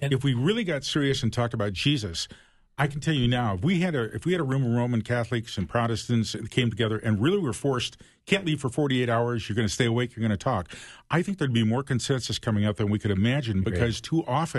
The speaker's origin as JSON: {"language": "English", "town": "Toledo", "region": "Ohio", "country": "United States", "tie": "born or raised there", "said": "So I grew up in Toledo, Ohio. And I'm talking 50s and 60s."}